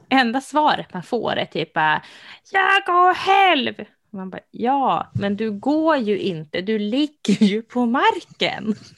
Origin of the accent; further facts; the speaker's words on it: Sweden; jag som svensk